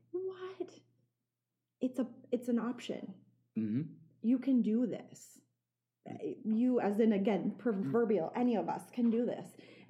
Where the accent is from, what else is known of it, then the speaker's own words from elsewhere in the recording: the middle of Nebraska, United States; also born or lived in Minnesota; now in York, United States; I was this kid from Nebraska the middle of Nebraska that had hardly ever traveled because I'm one of five kids, right?